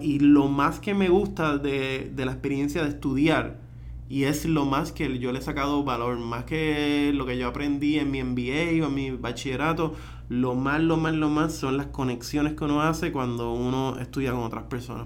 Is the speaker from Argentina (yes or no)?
no; Puerto Rico; nosotros como puertorriqueños